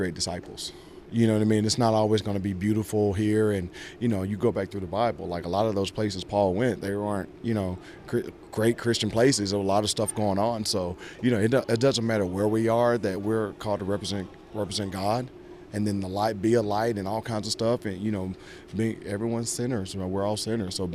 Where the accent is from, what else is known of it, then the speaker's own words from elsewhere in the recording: Georgia, United States; moved away as an adult; also born or lived in New York; growing up in Georgia